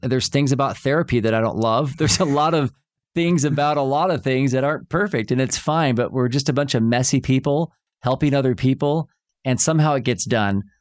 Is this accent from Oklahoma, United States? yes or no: yes; Oklahoma, United States; I grew up in Oklahoma, and we'd go see that play, Oklahoma, every summer.